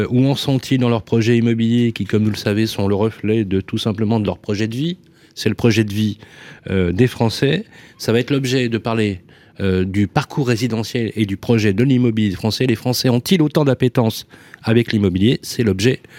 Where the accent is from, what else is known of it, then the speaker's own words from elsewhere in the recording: Lyon, Auvergne-Rhône-Alpes, France; moi je suis né à Lyon.